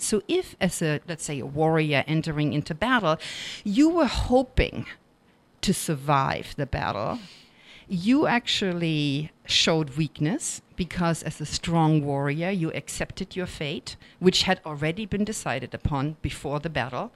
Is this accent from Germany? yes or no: yes; Germany; accent: German; English is a second language; moved away; being a non-native speaker, I'm sure you've by now noticed my German accent